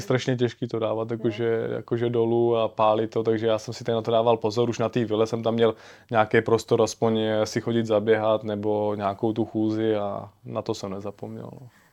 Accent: Czechia; já jsem z Čech

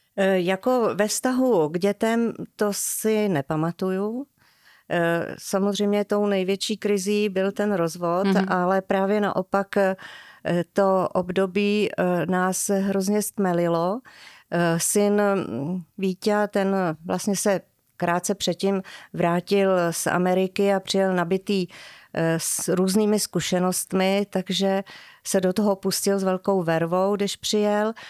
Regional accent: Dobříš, Central Bohemian Region, Czechia; moved away as an adult; now in Čimelice, Czech Republic; Já jsem se narodila na Dobříši

